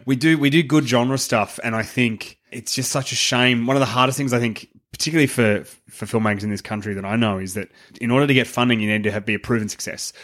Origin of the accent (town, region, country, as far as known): Australia